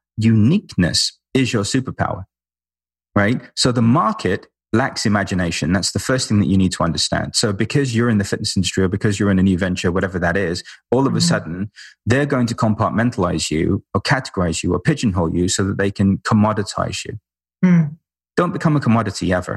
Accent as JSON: {"language": "English", "region": "London", "country": "United Kingdom", "said": "We're both from London, both lived in, you know, ashrams"}